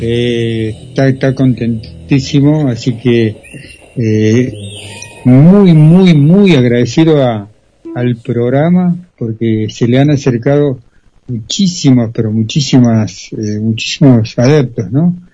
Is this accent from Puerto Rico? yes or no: no; Argentina; como muy porteño, le decimos nosotros